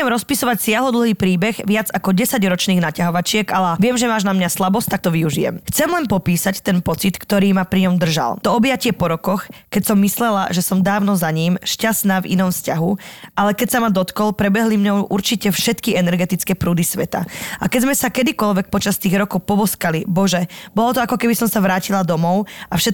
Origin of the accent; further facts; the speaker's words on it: Slovakia; now in Poland; som konečne sa dorazila na svoju rodnú zem